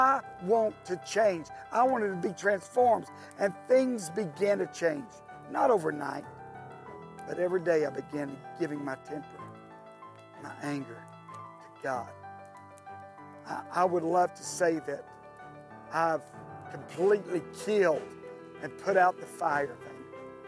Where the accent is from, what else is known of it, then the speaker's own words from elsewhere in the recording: Tennessee, United States; also born or lived in California; I moved back home to Tennessee from California. And after about being back here, I met who had become my future wife, Denise.